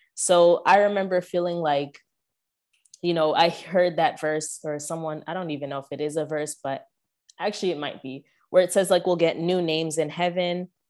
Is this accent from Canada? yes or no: yes; Canada; I grew up in Canada, so all the churches I went to, except for one, were predominantly white